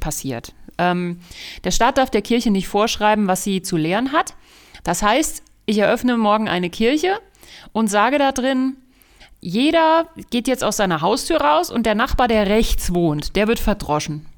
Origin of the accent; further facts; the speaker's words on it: Germany; wir als Deutsche